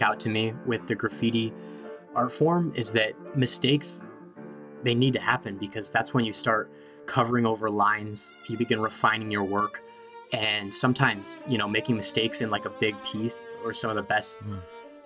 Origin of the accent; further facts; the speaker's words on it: San Francisco, California, United States; I grew up in San Francisco